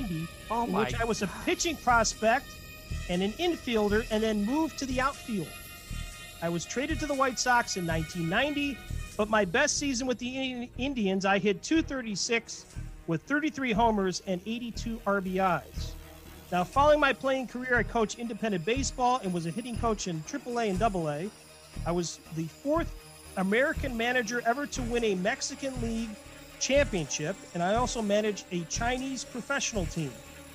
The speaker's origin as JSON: {"language": "English", "town": "Frankfurt", "region": "Hesse", "country": "Germany", "tie": "born there", "said": "I was born in Frankfurt, Germany, and graduated from Baylor University."}